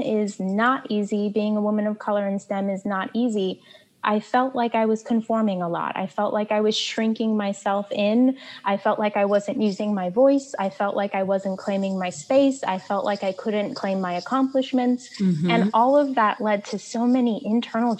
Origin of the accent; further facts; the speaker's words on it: New York City, New York, United States; I grew up in the projects of Brooklyn, New York, Marlborough Projects